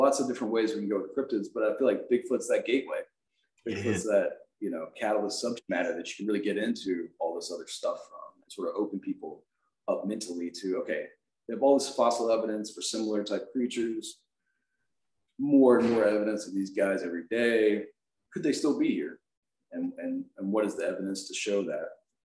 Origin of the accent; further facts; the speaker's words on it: South Carolina, United States; Lizard Man, you know, I'm from South Carolina. So Lizard Man was a big thing when I was a kid.